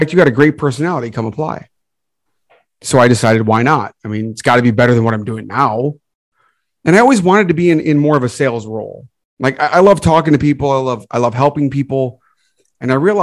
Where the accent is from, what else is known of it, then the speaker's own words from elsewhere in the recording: Michigan, United States; I grew up in Michigan